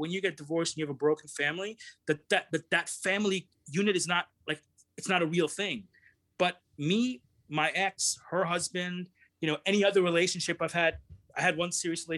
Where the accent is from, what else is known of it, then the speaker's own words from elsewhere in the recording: Brampton, Ontario, Canada; I grew up around a lot of Indian people, even though I'm Pakistani, but the community that I live in is a lot of Indian people in this little suburb of Toronto called Brampton that I live